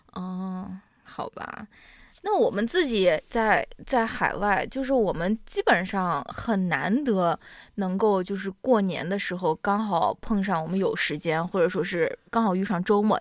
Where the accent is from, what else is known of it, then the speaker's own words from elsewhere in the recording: Xi'an, Shaanxi, China; moved away; 我是陕西人，我是在西安长大的